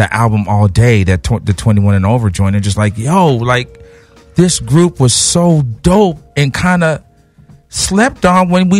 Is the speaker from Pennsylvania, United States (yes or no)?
no; Rowland Heights, California, United States; also born or lived in Los Angeles; But it got bad, so we moved to Roland Heights. So I grew up in Roland Heights.